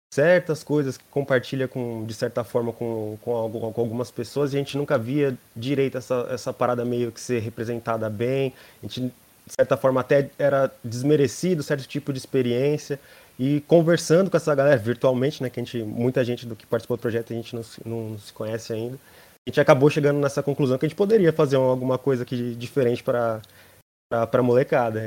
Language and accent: Portuguese; São Paulo, Brazil; nasci em, aqui de São Paulo mesmo, da Quebrada, sou da, da ZL.